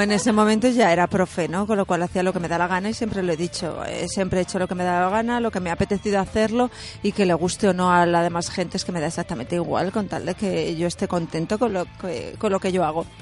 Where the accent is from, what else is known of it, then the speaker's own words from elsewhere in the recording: Castilla-La Mancha, Spain; yo soy de Castilla-La Mancha, es una comunidad autónoma